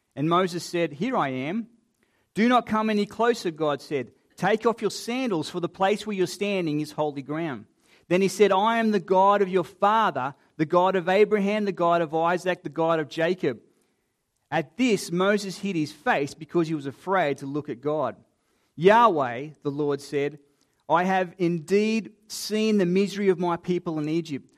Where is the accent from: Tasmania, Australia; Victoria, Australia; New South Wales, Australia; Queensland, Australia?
Queensland, Australia; also born or lived in Sydney, Australia; now in Adelaide area, Australia; being a Queenslander by birth